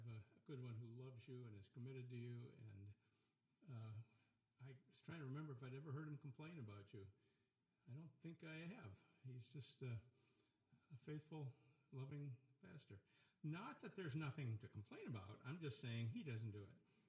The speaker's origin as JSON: {"language": "English", "region": "South Dakota", "country": "United States", "tie": "born or raised there", "moved": "yes", "said": "I grew up in South Dakota"}